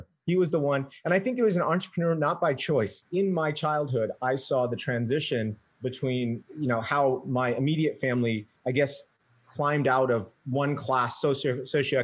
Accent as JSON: {"language": "English", "region": "New York", "country": "United States", "moved": "yes", "said": "I'm from New York originally"}